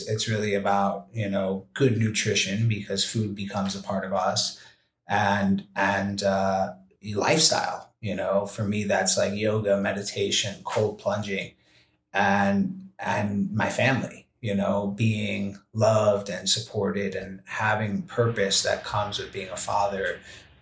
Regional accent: New York City, New York, United States; moved away as an adult; I was a kid from the Bronx

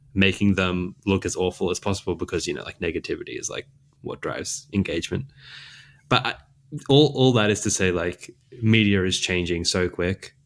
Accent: Australia; accent: mild Australian; a person who lives in Australia, I've got a pretty mild accent

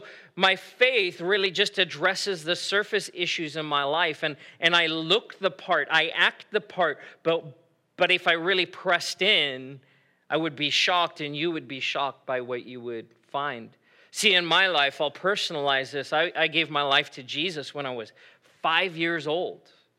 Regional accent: South Africa; moved away as an adult; now in United States; I grew up in South Africa and I moved back to the U.S. and I was living here by myself. I was 18 years old, living on my own. My parents, my family were back in South Africa.

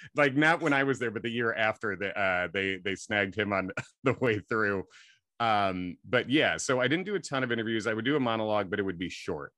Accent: Clarendon Hills, Illinois, United States; also born or lived in Long Island, New York / Chicago; I was born in Chicago and then grew up, uh, sort of in the suburbs there. Clarendon Hills, mostly Clarendon Hills, Hinsdale

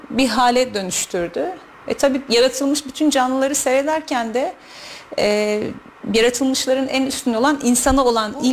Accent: Kayseri Province, Turkey; Ee, Kayseri'de doğdum, Kayseri'de büyüdüm. Türkiye'nin farklı şehirlerinde yaşadım bir müddet.

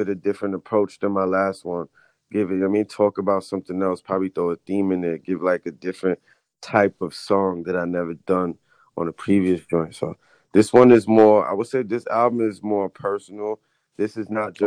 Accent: New York, United States; also born or lived in London, England; I'm from New York

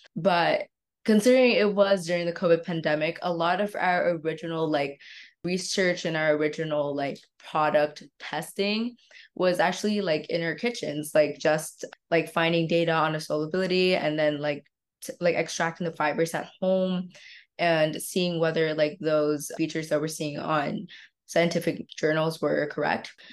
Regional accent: Vietnam; I'm from Vietnam.

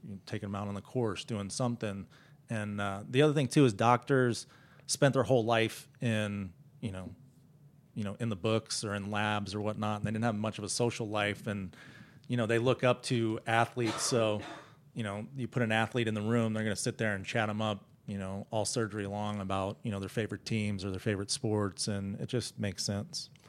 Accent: Dallas, Texas, United States; I'm from Dallas

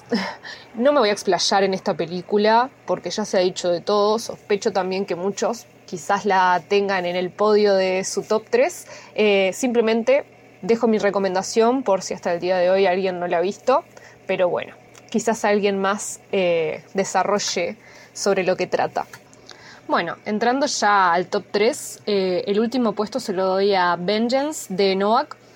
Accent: Uruguay; Hola, bueno, buenas mañanas, tardes o noches para todos. … de Uruguay.

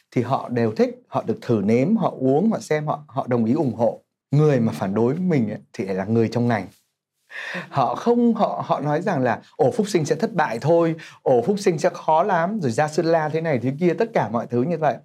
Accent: Hai Phong, Vietnam; moved away as an adult; now in Ho Chi Minh City, Vietnam; mình là người Hải Phòng nhập cư vào Sài Gòn

